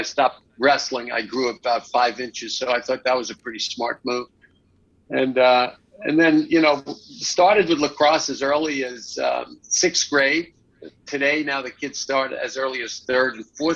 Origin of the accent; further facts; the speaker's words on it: Lynbrook, New York, United States; accent: Long Island; I grew up outside of New York City on the South Shore of Long Island